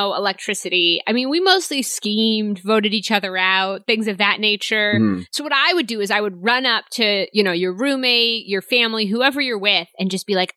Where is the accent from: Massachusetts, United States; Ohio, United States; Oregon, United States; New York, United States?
Massachusetts, United States; Boston; now in Los Angeles, United States; We're from Boston